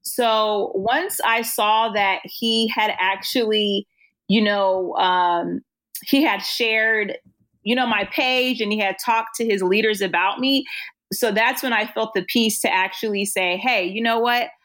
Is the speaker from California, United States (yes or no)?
yes; Oceanside, California, United States; I grew up in Oceanside